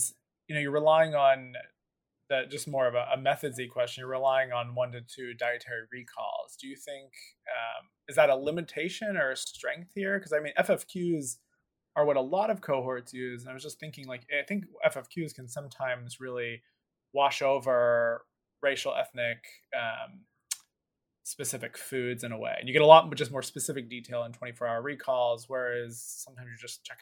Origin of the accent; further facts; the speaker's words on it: Philadelphia, Pennsylvania, United States; I'm from Philadelphia